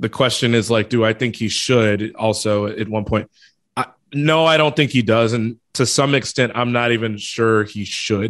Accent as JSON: {"language": "English", "town": "Chicago", "region": "Illinois", "country": "United States", "tie": "born or raised there", "said": "I'm from Chicago and grew up watching them"}